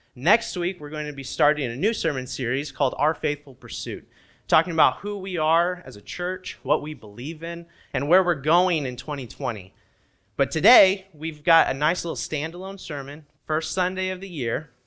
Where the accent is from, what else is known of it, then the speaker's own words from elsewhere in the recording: Indiana, United States; moved away; when I was growing up in Indiana